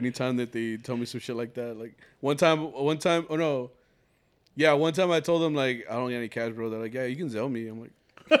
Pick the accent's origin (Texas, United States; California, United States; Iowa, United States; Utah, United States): Texas, United States; Fort Worth; I fucking love that I'm from Fort Worth anyway.